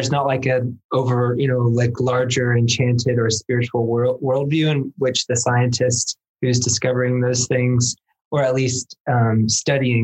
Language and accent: English; United States; As an American